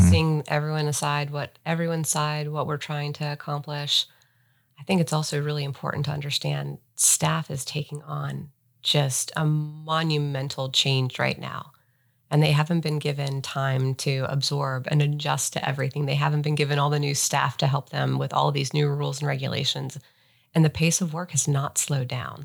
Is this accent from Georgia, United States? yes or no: no; Ohio, United States; moved away as an adult; also born or lived in Cincinnati; now in Charlotte, United States; I grew up in Ohio